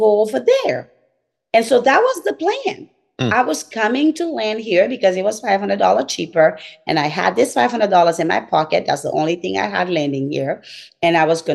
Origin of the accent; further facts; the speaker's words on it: Côte d’Ivoire; moved away as an adult; now in United States; I'm from Cote d'Ivoire